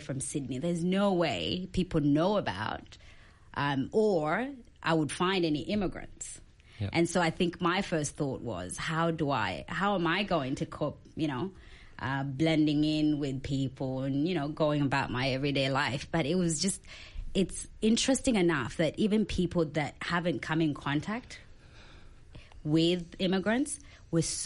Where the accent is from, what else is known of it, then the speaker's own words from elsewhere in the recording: South Sudan; now in Australia; I'm an Australian who migrated from South Sudan